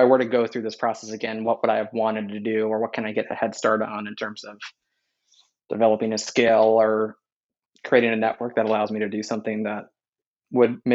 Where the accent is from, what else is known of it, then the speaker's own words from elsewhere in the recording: California, United States; moved away as an adult; also born or lived in East Coast; growing up in California and living on the East Coast for the past decade